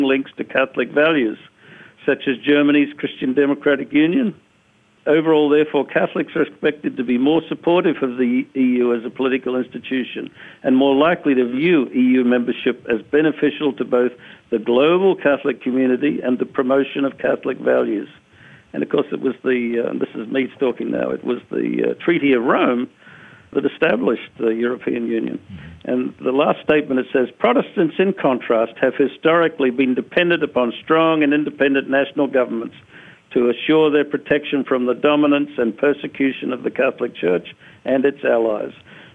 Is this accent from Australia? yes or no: yes; Australia; moved away; I grew up in Australia. When I was a little kid, I picked up on the panic in Australia